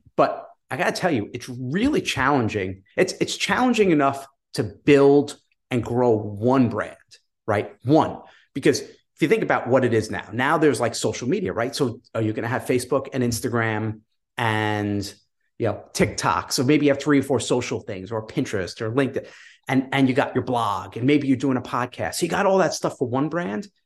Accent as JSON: {"language": "English", "region": "New York", "country": "United States", "said": "I'm from New York"}